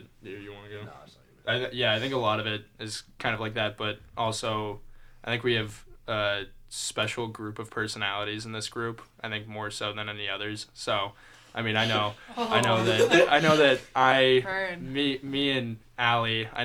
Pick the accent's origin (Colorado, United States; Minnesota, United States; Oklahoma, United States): Colorado, United States; Lafayette; moved away; I'm from Lafayette, Colorado.